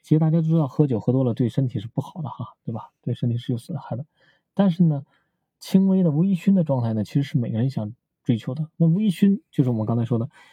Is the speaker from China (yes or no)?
yes; China; 在中国嘛，我们中国人都喜欢喝白酒